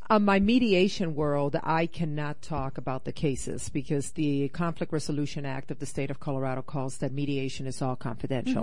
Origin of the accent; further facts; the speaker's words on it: Puerto Rico; also born or lived in Northeast United States / South America; now in Rocky Mountains, United States; I grew up in Puerto Rico